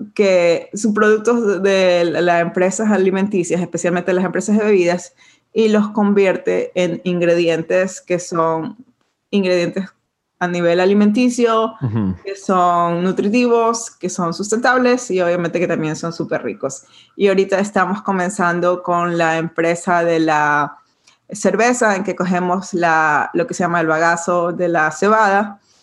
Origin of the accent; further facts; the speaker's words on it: Ecuador; moved away as an adult; also born or lived in Portland / New York; now in Brooklyn, United States; yo soy de Ecuador, eh, nací y crecí en Ecuador